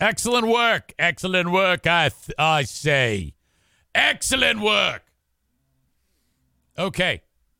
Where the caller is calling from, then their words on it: United States; Well, I'm calling from the States.